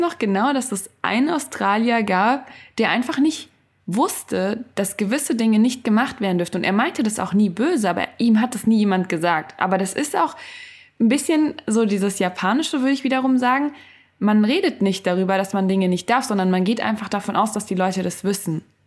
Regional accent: Germany; in Deutschland bin ich aber aufgewachsen

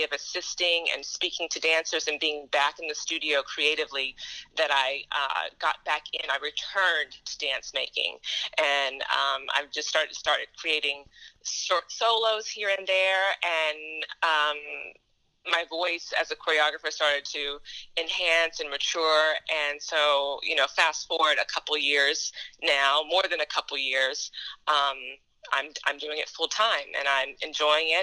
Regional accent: Huntsville, Alabama, United States; moved away; I'm originally from Huntsville, Alabama

